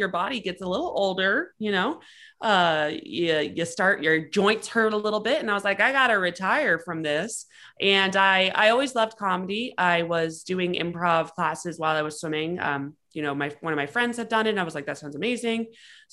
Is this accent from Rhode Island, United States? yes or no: yes; Rhode Island, United States; moved away as an adult; also born or lived in Texas; And I'm from Rhode Island originally. I grew up there